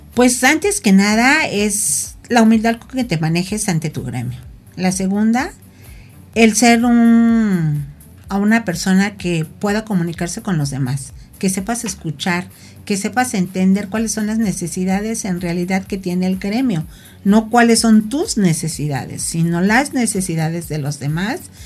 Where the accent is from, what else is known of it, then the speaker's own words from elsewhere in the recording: Tepoztlán, Morelos, Mexico; Yo vengo de un municipio que es Tepoztlán